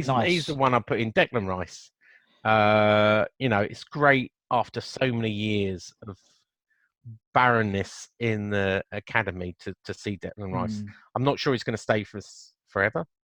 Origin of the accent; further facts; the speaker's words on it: Chessington, London, United Kingdom; born there; I was born in Chesington.